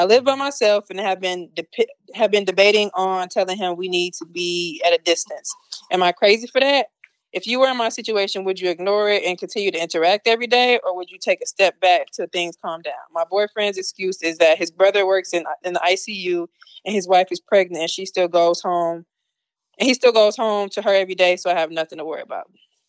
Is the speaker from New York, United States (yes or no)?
no; Milwaukee, Wisconsin, United States; I'm from Milwaukee, motherfucker.